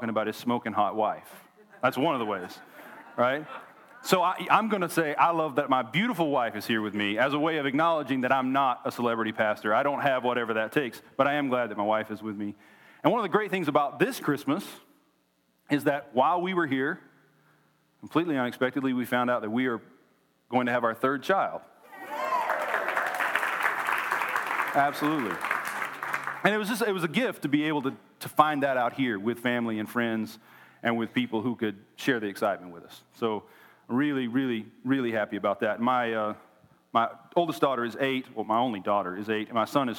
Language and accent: English; Oklahoma, United States; moved away as an adult; now in Tennessee, United States; We were both born and raised in Oklahoma